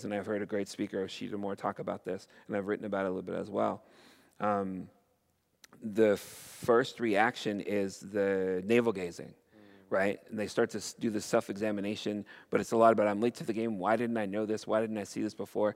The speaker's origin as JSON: {"language": "English", "country": "Canada", "said": "as a Canadian"}